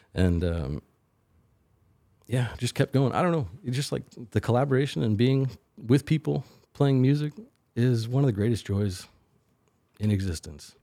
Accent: Willisville, Illinois, United States; I grew up, uh, uh, thirty miles or so northwest of Carbondale on a farm outside of Willisville, Illinois

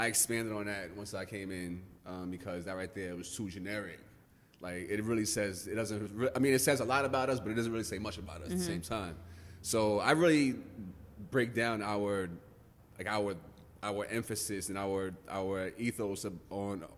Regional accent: Yonkers, New York, United States; also born or lived in Bronx, New York; I'm from Yonkers. I moved to Yonkers when I was in 5th grade

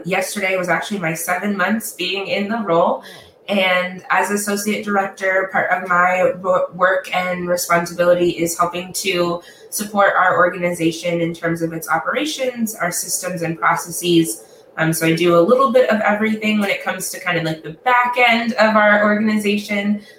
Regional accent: Ohio, United States; now in Washington, D.C., United States; I'm originally from Ohio.

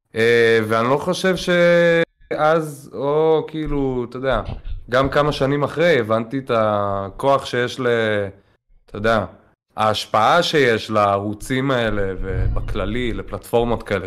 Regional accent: Tel Aviv, Tel Aviv District, Israel; נולדתי, גדלתי בתל אביב.

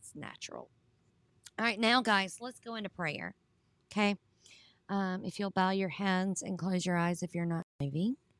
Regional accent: Southern United States, United States; accent: Southern; my Southern accent

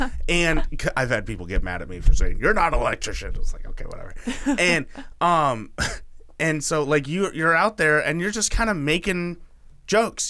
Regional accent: Oregon, United States; I'm from Oregon.

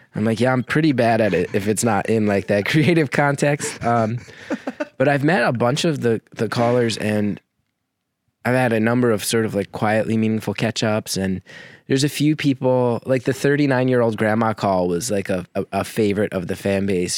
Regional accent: New Jersey, United States; also born or lived in New York; I grew up in Jersey

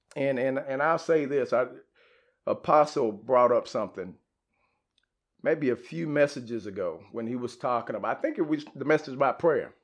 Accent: Garland, Texas, United States; Garland, growing up

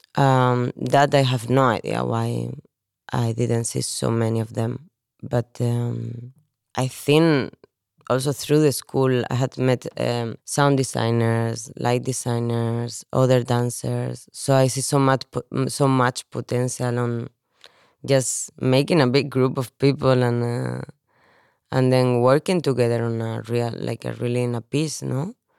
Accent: Spain; moved away as an adult; also born or lived in Valencia / Barcelona / Copenhagen; now in Denmark; I'm from Spain.

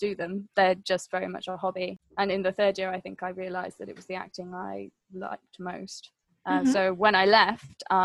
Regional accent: Wales, United Kingdom; I was growing up in Wales

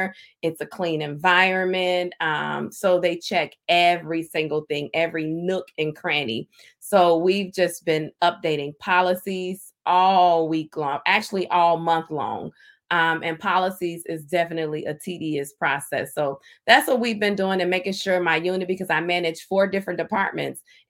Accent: Indiana, United States; I hail from Indiana

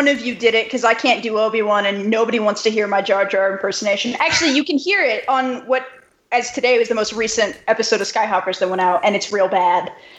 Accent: United States; also born or lived in New Mexico; am I once again the only Yankee on this podcast?

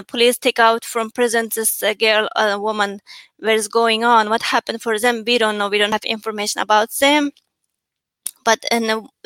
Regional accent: Cherchen County, Xinjiang, China; English is a second language; moved away as an adult; also born or lived in Cairo, Egypt; now in Washington, D.C., United States; And I born 1989, December 28, in the Chargan County in East Turkestan.

